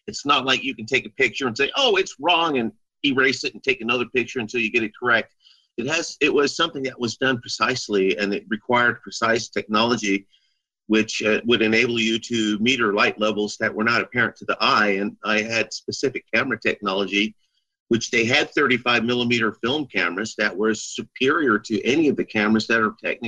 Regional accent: Central Luzon, Philippines; I was raised on Clark Air Force Base, which was a SAC CIA installation in the Philippines

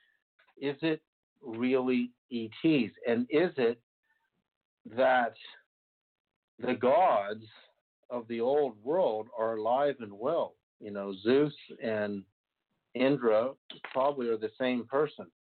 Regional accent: Berkeley, California, United States; when I grew up in Berkeley in 1968, I was 7 years old

